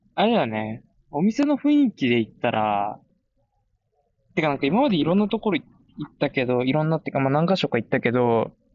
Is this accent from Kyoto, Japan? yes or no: no; Komae, Tokyo, Japan; moved away as an adult; now in Spain; 生まれも育ちもずっと東京の狛江で、そこを離れたのが初めてだった